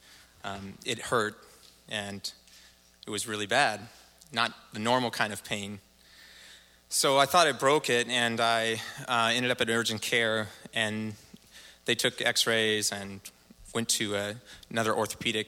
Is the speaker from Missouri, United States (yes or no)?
no; Portland, Oregon, United States; I grew up here in the Portland area, native Oregonian